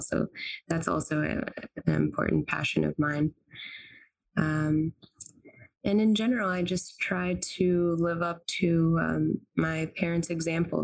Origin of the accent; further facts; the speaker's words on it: North Carolina, United States; also born or lived in Tunis, Tunisia / Cambridge, United Kingdom / Cambridge, Massachusetts; I'm a Tunisian American uh, Muslim. I grew up in North Carolina, but I went back to Tunis, uh, where my whole family lives every summer